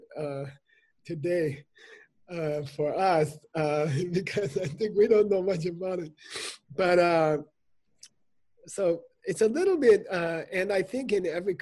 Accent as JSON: {"language": "English", "country": "United States"}